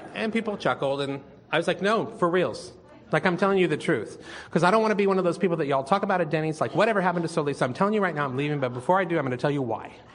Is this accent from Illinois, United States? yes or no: no; Northern California, United States; moved away as an adult; also born or lived in San Jose / Sacramento; now in Austin, United States; I'm from lovely fruits and nuts warm and fuzzy Northern California